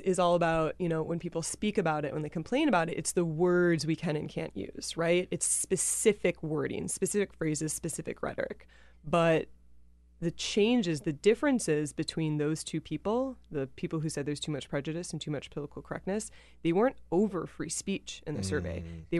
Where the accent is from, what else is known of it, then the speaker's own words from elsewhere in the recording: Wisconsin, United States; I'm from the Midwest, so I'm not like familiar.